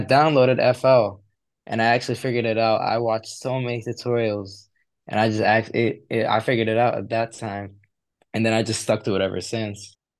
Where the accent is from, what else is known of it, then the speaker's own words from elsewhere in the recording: Kuwait; moved away as an adult; also born or lived in Egypt; now in United Kingdom; I'm from Egypt, and I, I lived, like, for, like, three years over there. I've lived for my childhood, and then I moved to Kuwait with my parents.